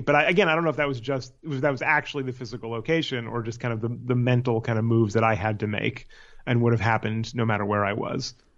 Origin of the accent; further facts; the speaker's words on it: Palo Alto, California, United States; moved away as an adult; also born or lived in San Francisco / New York / Los Angeles; I am from Palo Alto, California, is where I, where I grew up.